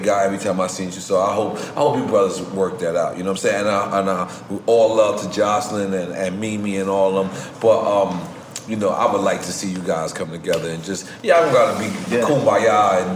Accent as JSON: {"language": "English", "town": "New York City", "region": "New York", "country": "United States", "said": "I'm from New York City"}